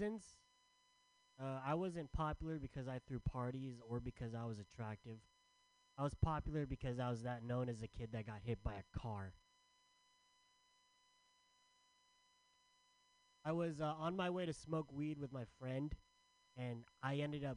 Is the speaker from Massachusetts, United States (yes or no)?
no; San Diego, California, United States; I'm from San Diego. Not sure you guys know what it's like to live in San Diego, but it's hot as balls all the time